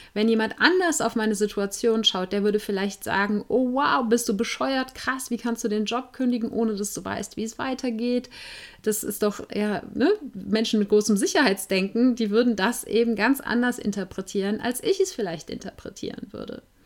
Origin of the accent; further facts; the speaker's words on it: Germany; ich bin als Weiße in Deutschland geboren und aufgewachsen